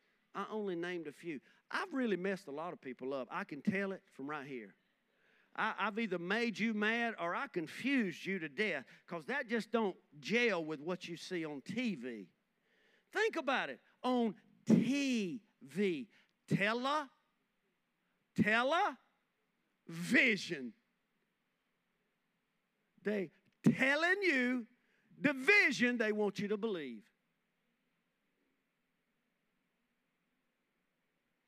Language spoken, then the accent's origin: English; Rockingham, North Carolina, United States; growing up in Boy Scouts. We used to, Rohan and Junior High in Rockingham